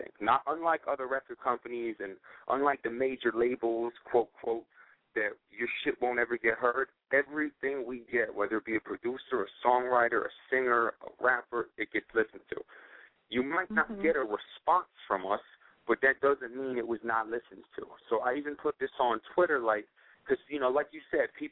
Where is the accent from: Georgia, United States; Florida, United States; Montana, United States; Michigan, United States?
Florida, United States; also born or lived in Miami / Los Angeles; I'm from Florida. I'm back and forth between Miami and L.A.